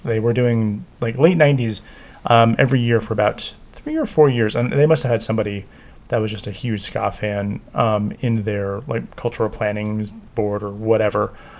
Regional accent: New Jersey, United States; I grew up in New Jersey. I grew up in the New Jersey ska scene and New York City ska scene.

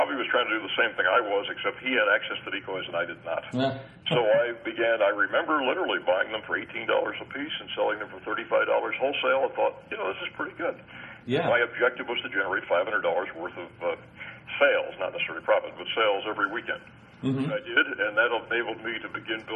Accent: Long Island, New York, United States; moved away as an adult; also born or lived in Pittsburgh; I grew up on Long Island, New York, on the water

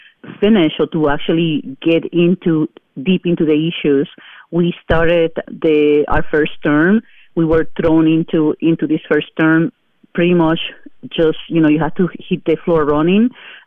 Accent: Puerto Rico; now in Madison, United States; So I am a resident of the city of Madison since 1991. I came here from Puerto Rico, and we settled on the Don Smarsh neighborhood area in 1996 when our son was like 4 months old.

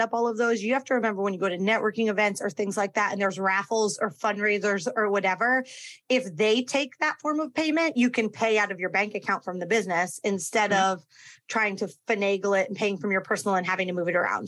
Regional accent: Connecticut, United States; now in Florida, United States; my home state of Connecticut

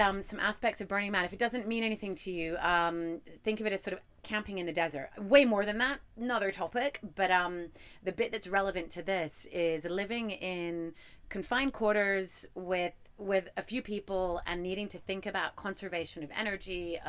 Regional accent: Hong Kong; accent: mermaid accent; also born or lived in Dubai; I was born in Dubai and grew up in Hong Kong. Hong Kong was a British colony. So I sort of grew up feeling culturally a little bit more British, albeit Hong Kong British

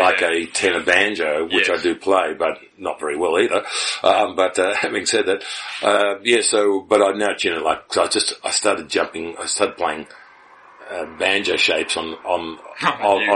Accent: Melbourne, Victoria, Australia; also born or lived in Sydney; And I was born in Sydney and raised in Melbourne. I moved to Melbourne when I was very young

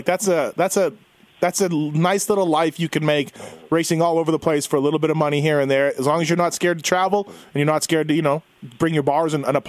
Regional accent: Daytona Beach, Florida, United States; now in Las Vegas, United States; I live in Vegas, right? So I don't really go to the Strip. I don't care. And so growing up in Daytona, you're like, I don't need to go to the Daytona Beach.

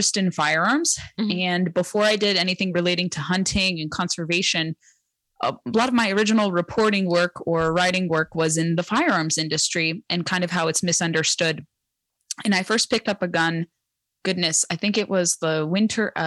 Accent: United States; I was born in the United States, the first in my family to be born here

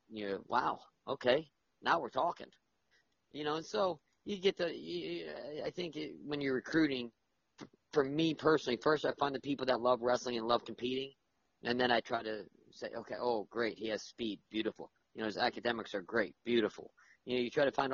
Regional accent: South Florida, United States; I grew up where in South Florida

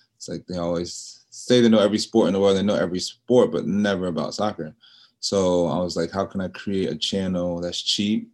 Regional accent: New York, United States; moved away; also born or lived in Charlotte, North Carolina; I was born in New York

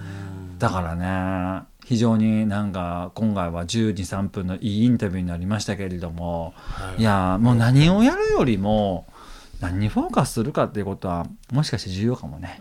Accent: Kansai, Japan; 俺は関西人で

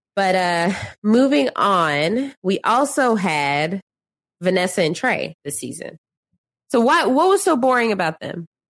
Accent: Dallas, Texas, United States; I'm from Dallas, born and raised

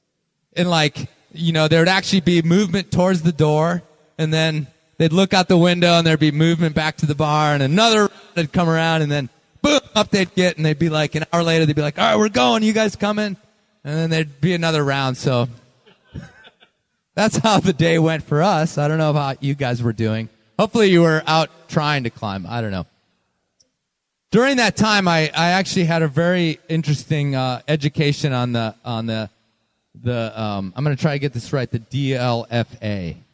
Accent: Green Bay, Wisconsin, United States; born there; also born or lived in Cincinnati / Libertyville, Illinois; I was born in Green Bay, Wisconsin. Okay, so there's some cred there. I moved to Cincinnati.

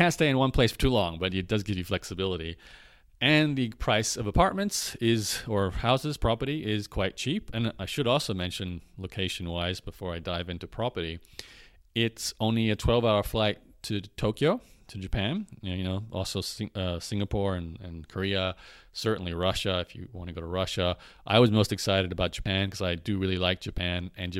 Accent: Canada; because I'm a Canadian and Australian, so I can't really live in Europe right now.

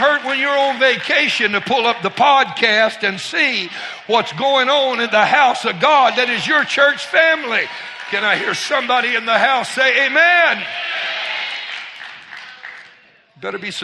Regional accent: Lake Charles, Louisiana, United States; moved away; my hometown of Lake Charles, Louisiana

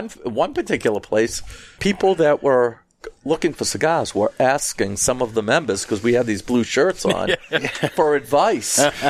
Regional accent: Boston, Massachusetts, United States; Where are you from? I said, Boston.

